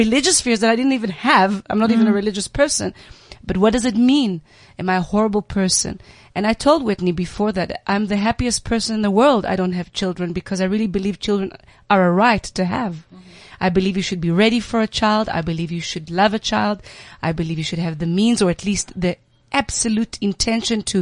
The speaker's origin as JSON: {"language": "English", "country": "Israel", "tie": "born or raised there", "said": "I was raised in Israel"}